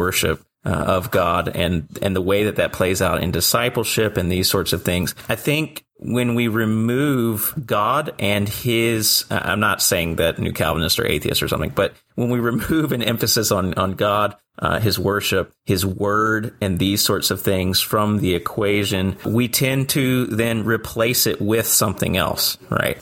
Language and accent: English; near Liberty University, Virginia, United States; I grew up with as a young believer growing up near Liberty University